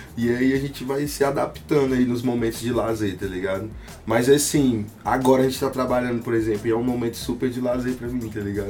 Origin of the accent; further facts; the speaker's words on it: Tocantins, Brazil; also born or lived in Rio de Janeiro; eu sou do Tocantins, mano. Pé rachado do norte. Nasci no Rio de Janeiro, mas eu vivi, cresci e me formei aqui